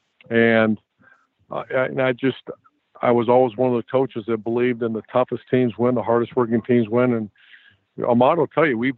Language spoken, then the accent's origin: English; Ohio, United States; I grew up in Ohio